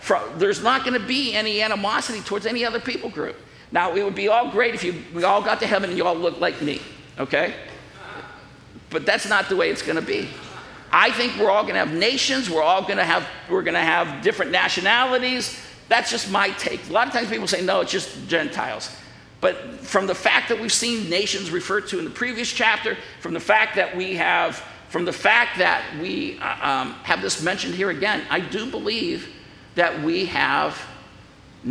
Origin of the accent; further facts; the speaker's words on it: Ohio, United States; moved away as an adult; also born or lived in Los Angeles; I grew up in Ohio. And I was in Ohio until I went off to seminary, and I was 27 years old